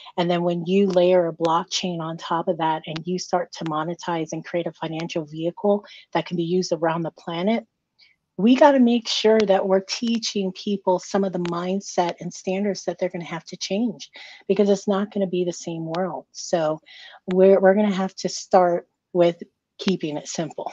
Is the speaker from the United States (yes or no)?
no; Micronesia; I'm Micronesian. So I'm from the Federated States of Micronesia.